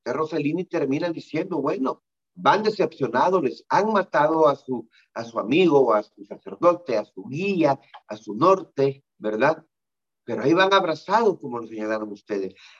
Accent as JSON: {"language": "Spanish", "country": "El Salvador", "said": "lo que me está pasando en mi país"}